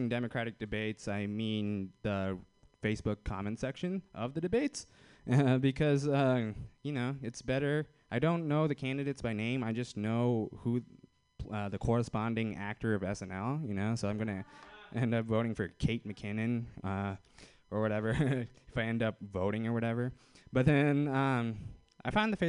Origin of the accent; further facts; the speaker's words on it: Fremont, California, United States; I'm from Fremont